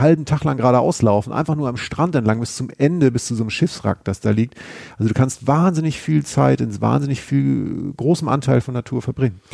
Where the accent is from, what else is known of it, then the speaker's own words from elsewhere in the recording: Schleswig-Holstein, Germany; ich komme ja aus Schleswig-Holstein